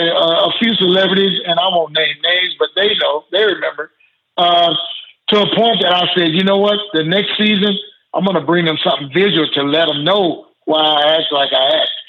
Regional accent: the South, United States; growing up in the South, football was religion. Yep. So I expected California to have that same attitude, but they didn't.

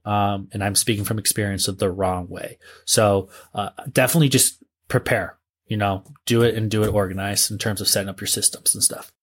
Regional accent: northeastern Ohio, United States; it's actually my hometown area

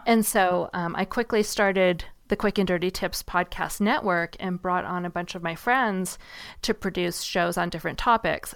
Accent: Seattle, Washington, United States; I grew up in Seattle, and it rains a lot there

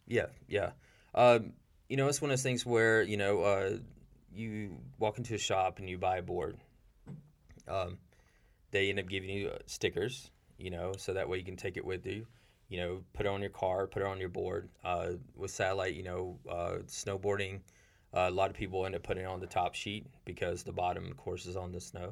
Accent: Seneca, South Carolina, United States; I'm from Seneca, South Carolina. Um, is a pretty rural place in South Carolina

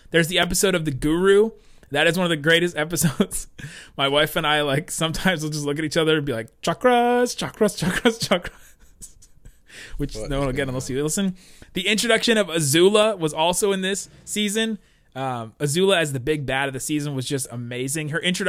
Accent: Cincinnati, Ohio, United States; also born or lived in Southern California; I was born in Southern California. We moved when I was really young. We ended up then eventually we were living in Cincinnati, Ohio.

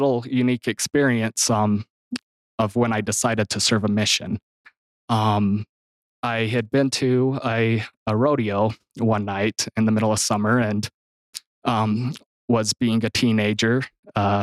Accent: Gunlock, Utah, United States; I'm from Gunlock, Utah. I grew up in a big family

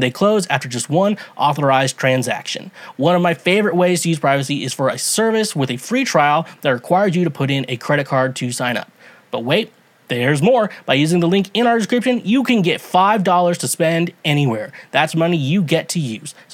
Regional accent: Kansas, United States; I'm from Kansas

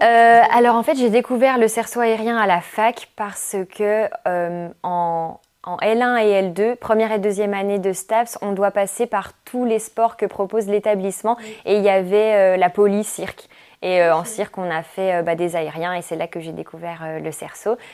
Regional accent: Jura, Bourgogne-Franche-Comté, France; moved away as an adult; je suis originaire du Jura.

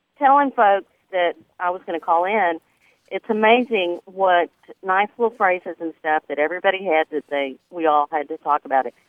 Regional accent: north central West Texas, United States; now in Grand Prairie, United States; growing up in, north central West Texas

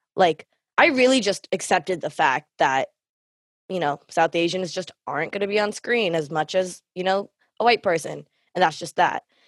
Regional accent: Canada; myself being Thumbel Canadian

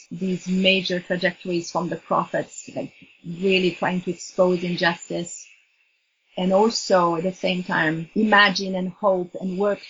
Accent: Switzerland; moved away as an adult; now in Vancouver, Canada; I'm in my early 60s. I'm a grandmother. I'm originally from Switzerland, have lived in so-called Canada for over 30 years, living in Vancouver as a social worker

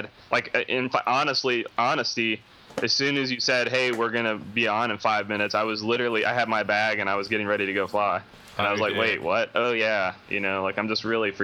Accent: Atlanta, Georgia, United States; that competition was here, right? Like in my hometown

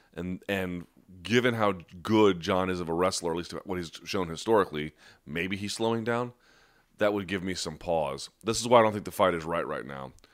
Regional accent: United States; an American who has ties to Beirut

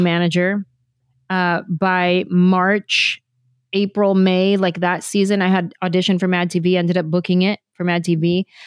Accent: San Jose, California, United States; moved away as an adult; I grew up in San Jose, there's a huge Vietnamese population in San Jose

